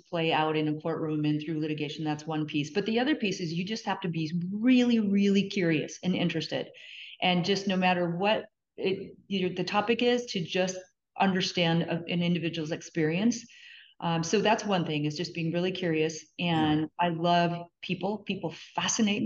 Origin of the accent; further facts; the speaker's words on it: North Dakota, United States; moved away as an adult; also born or lived in California; I grew up in North Dakota on a farm